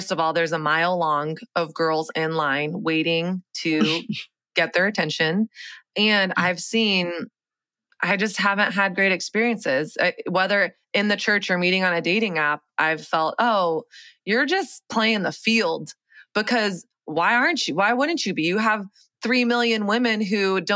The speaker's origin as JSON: {"language": "English", "region": "the South", "country": "United States", "tie": "born or raised there", "also_born_or_lived": "New York", "moved": "as an adult", "said": "the South where I grew up"}